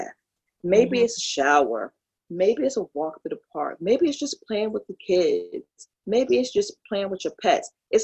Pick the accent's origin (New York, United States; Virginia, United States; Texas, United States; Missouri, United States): New York, United States; New York City; moved away as an adult; also born or lived in Kinston, North Carolina; now in Peru; I was born in Brooklyn and I left at the age of 5 because my mother and father had separated